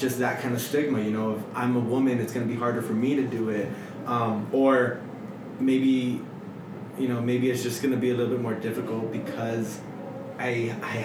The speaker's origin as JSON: {"language": "English", "town": "El Paso", "region": "Texas", "country": "United States", "also_born_or_lived": "Florida", "said": "I'm from El Paso"}